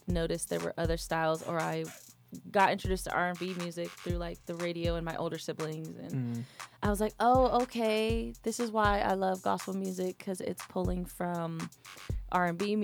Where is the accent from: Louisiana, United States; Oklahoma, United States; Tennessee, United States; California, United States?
California, United States; Sacramento; now in Atlanta, United States; I am originally from Sacramento, California